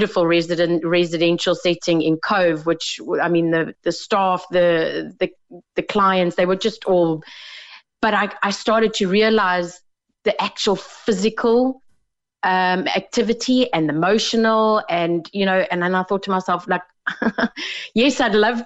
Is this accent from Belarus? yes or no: no; South Africa; moved away as an adult; now in Ireland; I come from South Africa, I've been here about 4 years.